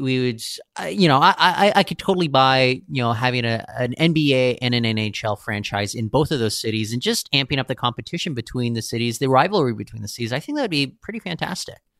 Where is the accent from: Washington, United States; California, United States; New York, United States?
Washington, United States; Seattle; now in Vancouver, Canada; I, I grew up in Seattle.